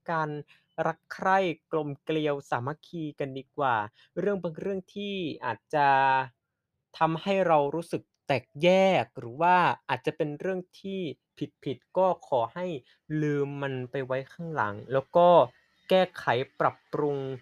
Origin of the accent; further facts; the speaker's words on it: Central Thailand, Thailand; ถ้าระดับผม คนภาคกลาง